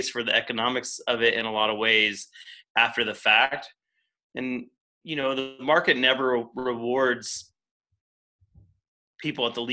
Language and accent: English; Tennessee, United States; moved away; I grew up in Tennessee, Tennessee Valley, TVA